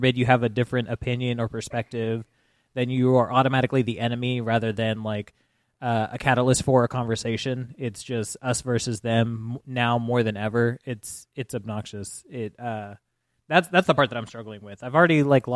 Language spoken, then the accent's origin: English; Houston, Texas, United States; It feels like I grew up in Houston